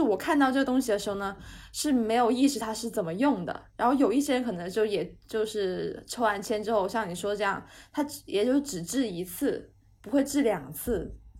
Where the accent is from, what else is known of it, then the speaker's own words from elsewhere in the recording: Guangzhou, Guangdong, China; 我是广东人